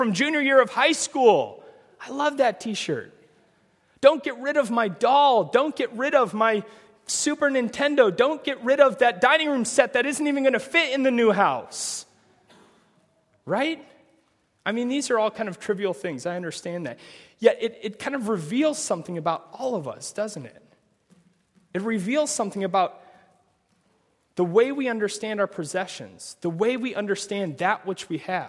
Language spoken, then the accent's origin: English; Omaha, Nebraska, United States; I'm from Omaha, Nebraska